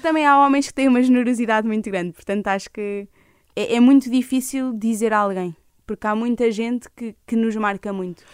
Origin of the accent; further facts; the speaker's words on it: Leiria, Leiria District, Portugal; also born or lived in Lisbon; eu sou de Leiria